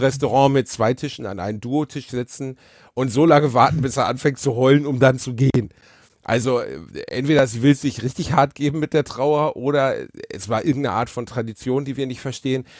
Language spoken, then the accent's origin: German; Ruhr area, North Rhine-Westphalia, Germany; Ich bin aus dem Ruhrpott